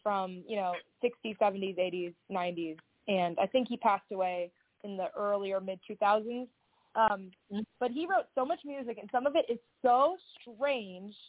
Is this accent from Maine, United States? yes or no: no; Southern California, United States; also born or lived in Seattle; now in Nashville, United States; I grew up in Southern California